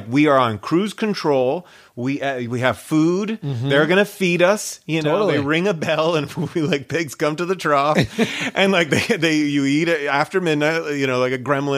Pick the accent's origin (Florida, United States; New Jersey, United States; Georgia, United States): Florida, United States; Miami; we're both from Miami